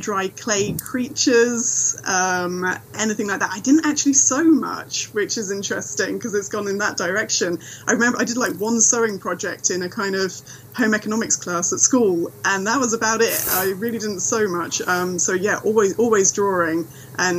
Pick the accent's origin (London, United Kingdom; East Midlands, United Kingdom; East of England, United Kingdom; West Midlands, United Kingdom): East Midlands, United Kingdom; Thrumpton; moved away as an adult; now in Dorset, United Kingdom; I actually grew up in the Midlands, in Nottingham, known for Robin Hood all around the world. Grew up in a really small little village